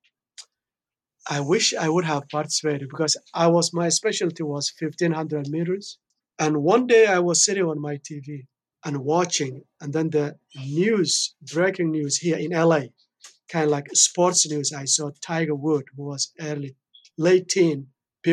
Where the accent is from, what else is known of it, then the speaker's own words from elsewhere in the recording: Somalia; moved away; I born and raised in Somalia, in East Africa.